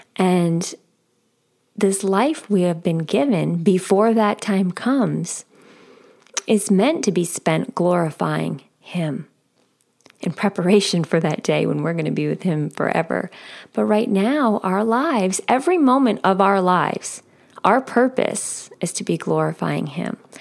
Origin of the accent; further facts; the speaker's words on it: outside of New York City, United States; moved away as an adult; I grew up outside of New York City.